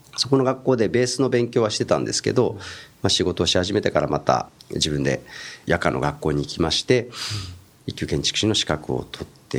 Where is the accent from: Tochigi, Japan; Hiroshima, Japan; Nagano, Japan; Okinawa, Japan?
Tochigi, Japan; Utsunomiya; also born or lived in Tokyo; 宇都宮の出身でして